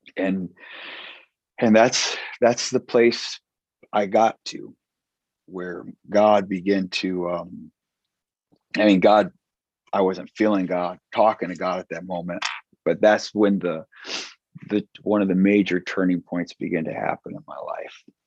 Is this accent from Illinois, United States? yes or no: yes; Chicago, Illinois, United States; moved away as an adult; now in Watertown, United States; I'm from South Side Chicago in the suburbs